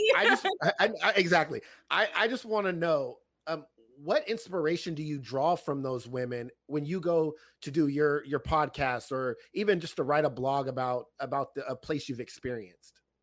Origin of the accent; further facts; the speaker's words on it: California, United States; I'm from California